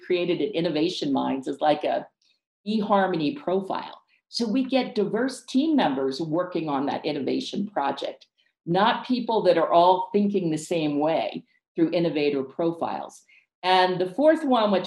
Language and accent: English; Ecuador; moved away; also born or lived in United States / Cape May, New Jersey; I'm from Ecuador